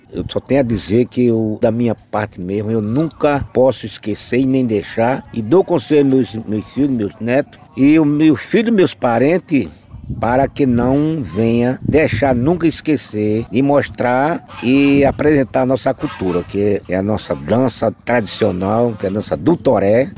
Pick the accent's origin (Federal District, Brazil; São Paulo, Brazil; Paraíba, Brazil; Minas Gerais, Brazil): Paraíba, Brazil; somos nós da Paraíba